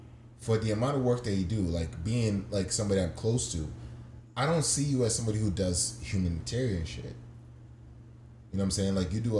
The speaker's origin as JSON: {"language": "English", "country": "Nigeria", "moved": "yes", "lives_now": "United States", "said": "At least I go through being a Nigerian"}